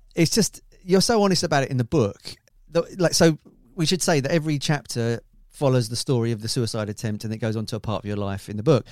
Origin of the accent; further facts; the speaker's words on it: Grays, East of England, United Kingdom; I'm from Grays in Essex